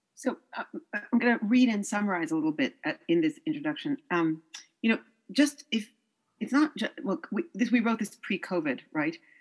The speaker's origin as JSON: {"language": "English", "region": "New York", "country": "United States", "also_born_or_lived": "France", "said": "I'm from New York"}